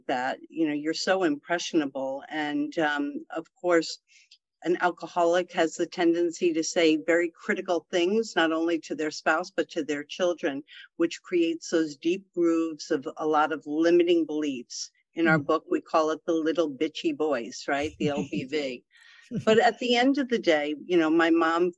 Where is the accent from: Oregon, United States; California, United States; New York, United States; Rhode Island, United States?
New York, United States; the Adirondacks, upstate; I was raised in the Adirondacks in upstate New York